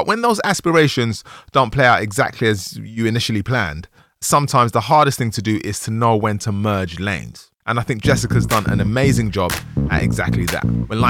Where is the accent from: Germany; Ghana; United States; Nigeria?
Nigeria; I'm Nigerian, so like so many people, that's what happened with us.